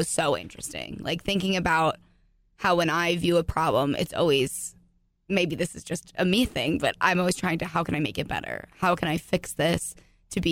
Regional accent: New Jersey, United States; I'm from New Jersey, so a relatively liberal area in New Jersey.

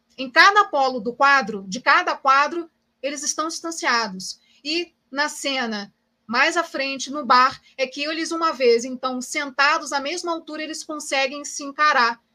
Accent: Brazil; viver com essa identidade sendo brasileira

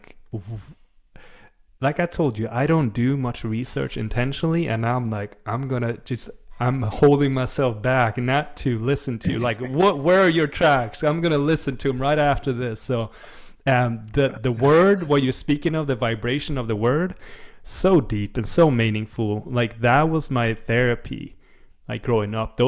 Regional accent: Sweden; English is a second language; growing up in Sweden, I was never exposed to it

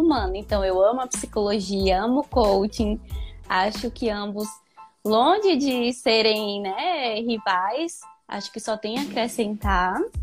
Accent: Salvador, Bahia, Brazil; Sou de Salvador, Bahia, lugar maravilhoso

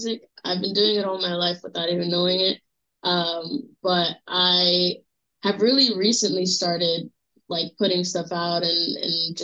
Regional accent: New York City, New York, United States; I'm born and raised from Brooklyn, New York

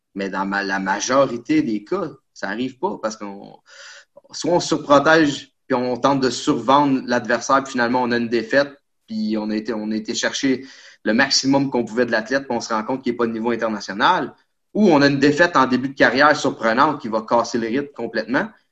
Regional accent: Quebec, Canada; On est des Québécois

